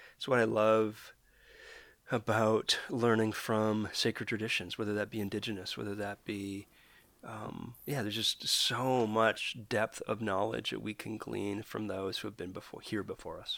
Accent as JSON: {"language": "English", "country": "Canada", "said": "I'm a Canadian"}